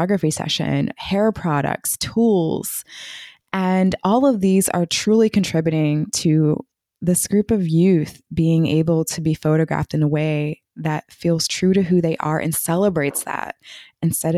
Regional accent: Washington, District of Columbia, United States; I'm from the Washington, D.C. area

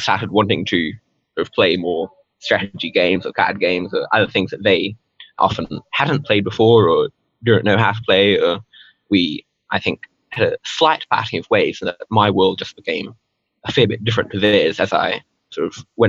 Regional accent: India; first language Hindi; So I was born in India and grew up sort of speaking Hindi from a pretty young age.

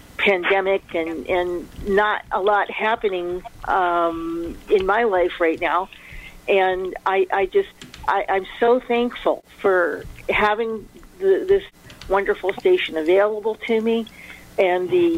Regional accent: Alameda, California, United States; I'm from Alameda.

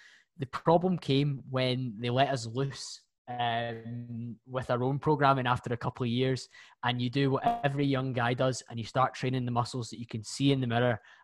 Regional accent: Bearsden, Scotland, United Kingdom; I'm 28 from Bearsden, just outside Glasgow

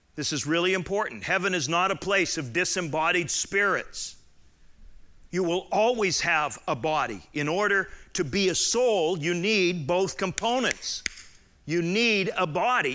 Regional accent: Southern Alberta, Canada; moved away; I grew up in Southern Alberta, which was like Middle European.

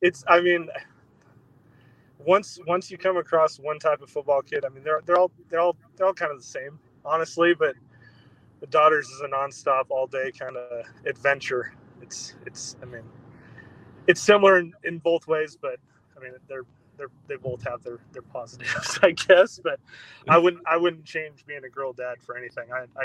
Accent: Spokane Valley, Washington, United States; So, like you said … I grew up in the Spokane Valley, which is just on the other side of the state line from Post Falls.

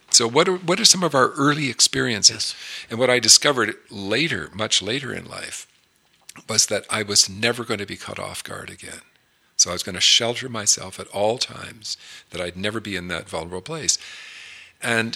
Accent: Toronto, Ontario, Canada; we grew up in Toronto

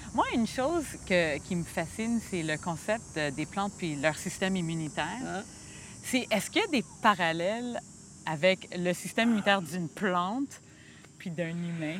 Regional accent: Montreal, Quebec, Canada; moved away; also born or lived in United States; je suis née à Montréal, mais j'ai passé 12 ans aux États-Unis. Alors, ça fait pas longtemps que je suis revenue euh, à ma terre natale

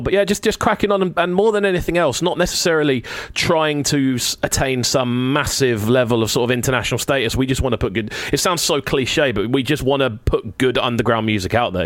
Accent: Brighton, South East England, United Kingdom; I love my hometown to pieces. Like I put my flag on for Brighton constantly.

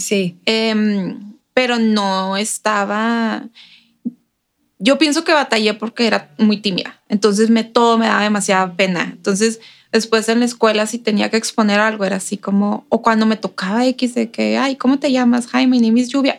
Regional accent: Ciudad Juárez, Chihuahua, Mexico; moved away as an adult; now in El Paso, United States; yo crecí en Juárez todos los días cruzando para ir a la escuela

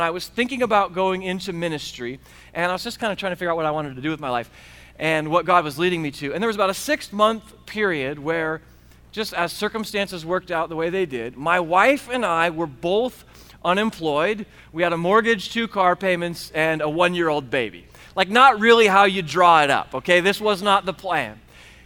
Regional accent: United States; as good Americans

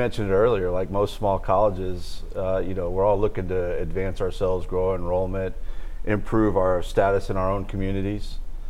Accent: Dallas, Texas, United States; now in Shreveport, United States; I came from Dallas, Texas.

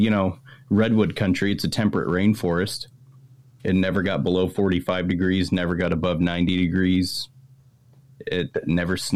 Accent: Toronto, Ontario, Canada; now in California, United States; I've been in California for 20 years, but I'm from up I, there.

